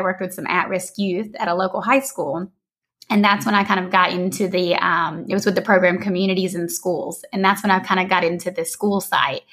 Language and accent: English; Georgia, United States; moved away as an adult; also born or lived in San Diego, California; now in Costa Rica; I'm from Georgia originally. I always have to say that because I have quite an accent